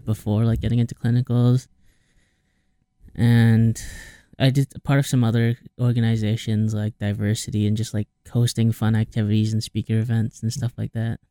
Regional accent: Cedar Rapids, Iowa, United States; I'm born from a small city in Iowa called Cedar Rapids.

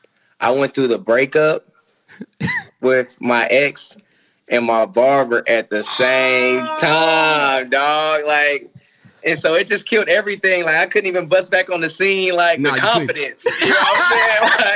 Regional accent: Nashville, Tennessee, United States; I'm from Nashville.

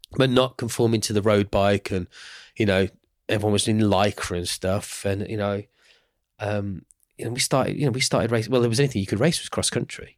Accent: Birmingham, West Midlands, United Kingdom; I am from Birmingham

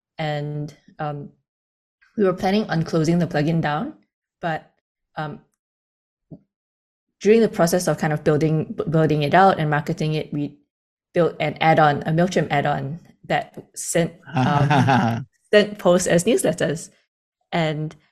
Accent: Singapore; also born or lived in Sydney, Australia; Born and raised

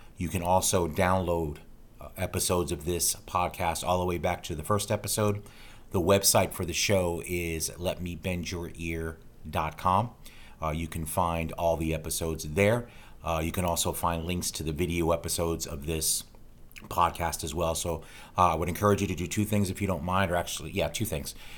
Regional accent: Tampa, Florida, United States; my hometown of Tampa, Florida

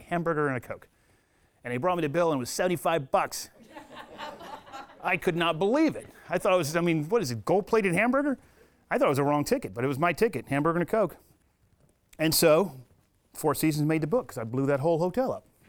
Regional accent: United States; I'm a retired military from America

